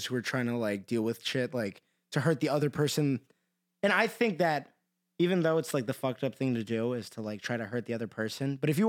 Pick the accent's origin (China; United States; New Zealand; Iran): Iran; And now people know I'm Persian.